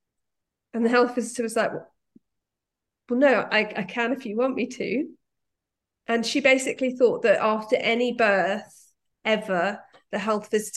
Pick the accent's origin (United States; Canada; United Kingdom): United Kingdom; London; I'm a Londoner